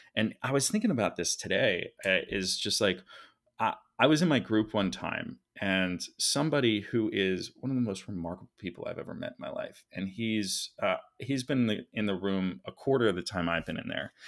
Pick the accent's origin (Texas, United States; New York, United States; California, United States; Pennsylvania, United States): Pennsylvania, United States; Philadelphia; moved away as an adult; now in Los Angeles, United States; I was raised uh, very wealthy. Actually, my father did very well. I'm from Philadelphia, Center City, three blocks from City Hall.